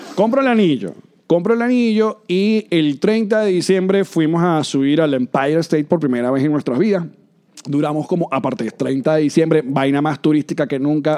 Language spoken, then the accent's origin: Spanish; Venezuela; moved away; los venezolanos también andamos